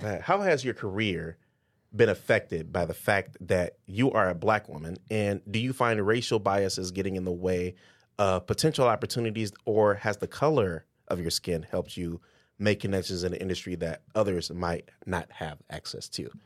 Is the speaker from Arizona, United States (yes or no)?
no; Detroit, Michigan, United States; now in Cedar Rapids, United States; I'm from Detroit